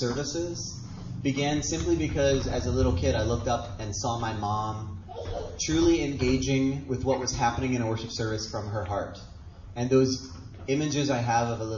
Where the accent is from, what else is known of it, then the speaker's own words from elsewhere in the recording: Hawaii, United States; Born and raised in Hawaii